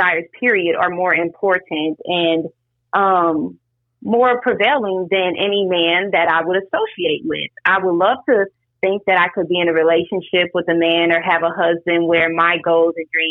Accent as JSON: {"language": "English", "region": "Louisiana", "country": "United States", "also_born_or_lived": "Atlanta, Georgia / Tallahassee, Florida", "said": "I am from Campy, Louisiana"}